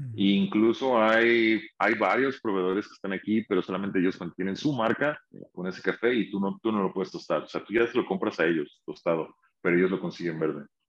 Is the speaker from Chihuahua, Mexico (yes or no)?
no; Xalapa, Veracruz, Mexico; also born or lived in Santa Ana, California / Westminster, California; now in Los Angeles, United States; soy originario de Jalapa, Veracruz